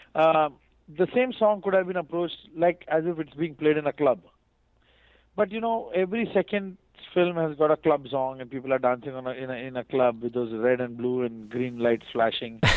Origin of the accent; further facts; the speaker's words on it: India; me being an Indian musician